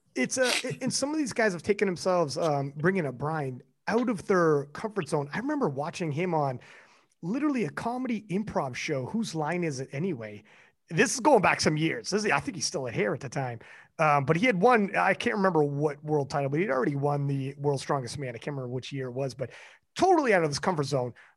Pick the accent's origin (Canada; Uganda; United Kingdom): Canada; I'm Canadian